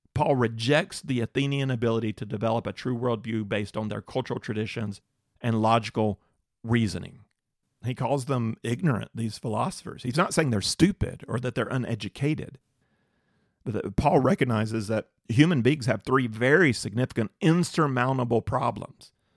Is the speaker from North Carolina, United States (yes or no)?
yes; North Carolina, United States; I'm from North Carolina.